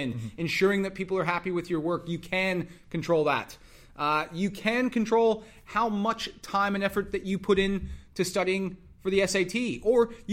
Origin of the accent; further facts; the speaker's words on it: Dallas, Texas, United States; moved away as an adult; also born or lived in Louisiana / Iowa; I grew up in Dallas